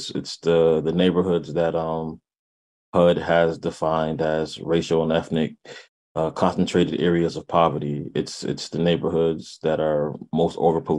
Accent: New Haven, Connecticut, United States; now in Hartford, United States; Yeah, I'm … I'm born and raised in New Haven. Resident of Hartford right now.

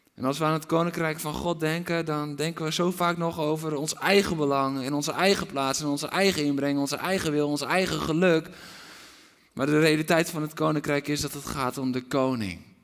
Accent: Netherlands; We zijn Nederlanders

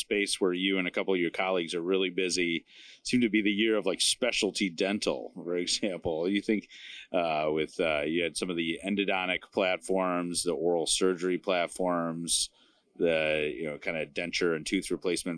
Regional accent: Chicago, Illinois, United States; I'm from Chicagoland

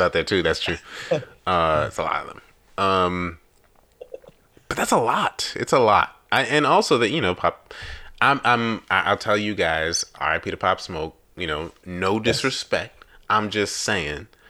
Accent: New York, United States; now in Chicago, United States; I've lived in Chicago officially longer than I've ever lived in New York

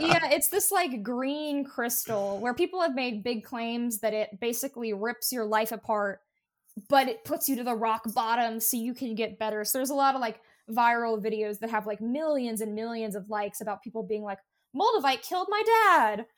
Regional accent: Appalachia, United States; I grew up in Appalachia

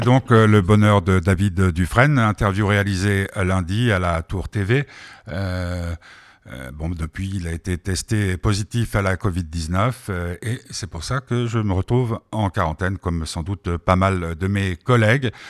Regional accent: France; also born or lived in Geneva, Switzerland; now in Switzerland; j'ai été élevé en France, mais qui sont je suis genevois, suisse

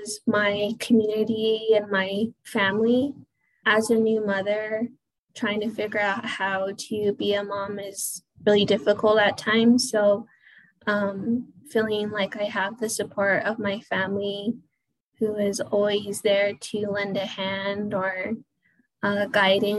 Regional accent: Pueblo of Acoma, New Mexico, United States; I am Indigenous from the Pueblo of Acoma

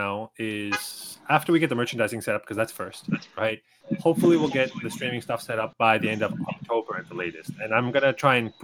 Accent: Toronto, Ontario, Canada; moved away as an adult; now in Japan; in Toronto, in my hometown

